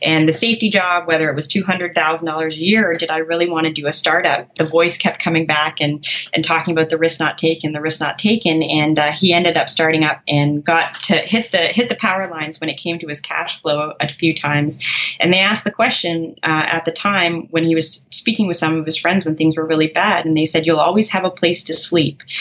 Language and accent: English; Canada; I'm a Canadian, I use kilometers.